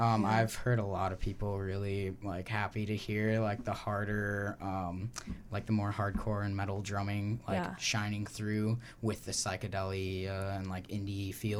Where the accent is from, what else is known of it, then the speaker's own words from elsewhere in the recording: Wisconsin, United States; now in Oregon, United States; I'm from Wisconsin.